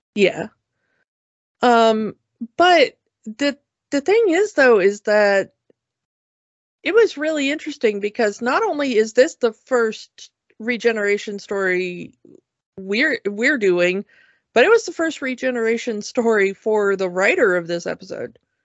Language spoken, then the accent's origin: English; United States; As an American